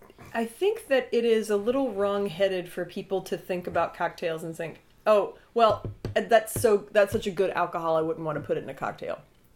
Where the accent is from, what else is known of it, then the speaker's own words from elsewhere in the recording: North Carolina, United States; No, my home state is North Carolina.